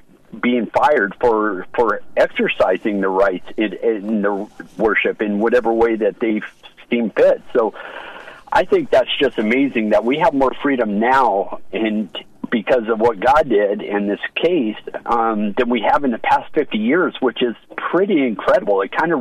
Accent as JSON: {"language": "English", "country": "United States", "said": "having my rights given back to me as an American."}